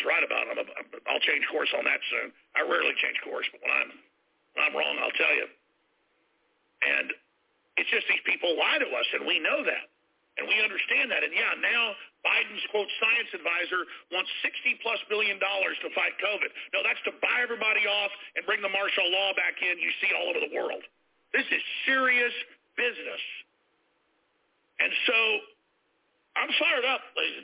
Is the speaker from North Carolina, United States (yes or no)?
no; Dallas, Texas, United States; I grew up in Dallas, and it was rough